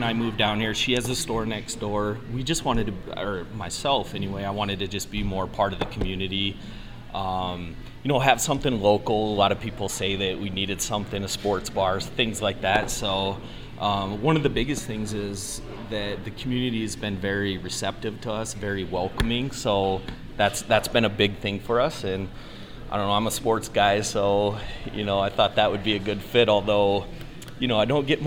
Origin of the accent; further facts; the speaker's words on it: Rapid City, South Dakota, United States; also born or lived in Minnesota; now in Watertown, United States; I was born and raised in Rapid City, South Dakota.